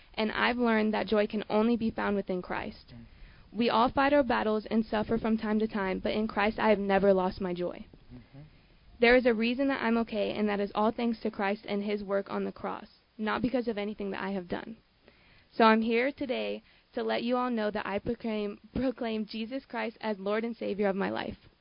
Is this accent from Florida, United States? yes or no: no; San Diego, California, United States; I'm 17 and I'm born and raised in San Diego